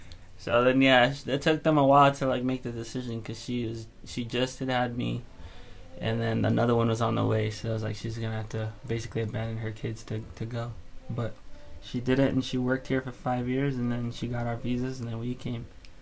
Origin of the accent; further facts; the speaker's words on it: Ghana; born there; And where am I from? I was born in Ghana, West Africa, which is like right on the coast.